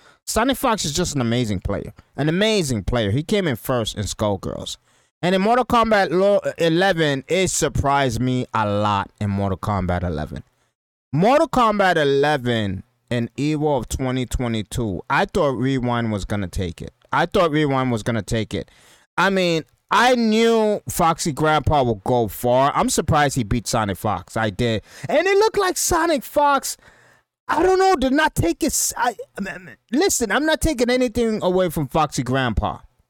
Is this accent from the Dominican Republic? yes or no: yes; Dominican Republic; now in Depew, United States; And we're gonna meet over there in Dominican Republic. You know what I mean? And in Punta Cana, that's where we're meeting. You know what I mean? My home country.